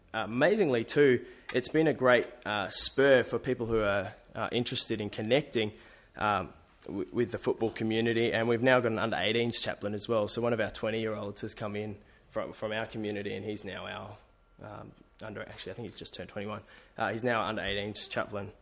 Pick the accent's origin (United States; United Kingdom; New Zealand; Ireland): New Zealand; also born or lived in Sydney, Australia; now in Adelaide, Australia; I'm Kiwi, grew up playing rugby